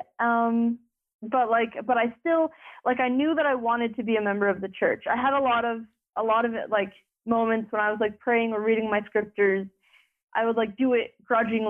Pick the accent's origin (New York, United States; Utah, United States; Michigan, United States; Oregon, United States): Utah, United States; I grew up in Utah